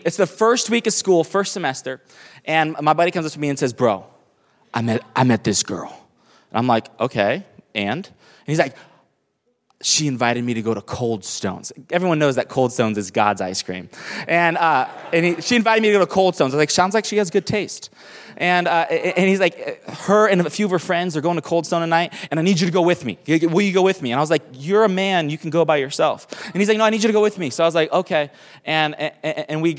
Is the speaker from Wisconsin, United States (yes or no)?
no; Miami, Florida, United States; also born or lived in Tacoma, Washington; now in New York City, United States; I grew up in Miami. I was born in Seattle, Washington, up here. And really, I was born in Tacoma, Washington. And then my family, when I was 8 years old, we moved to the inner city of Miami to pastor a small church